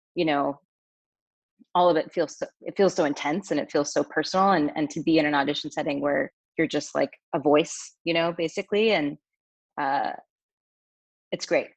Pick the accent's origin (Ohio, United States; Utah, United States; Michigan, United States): Utah, United States; I grew up in Utah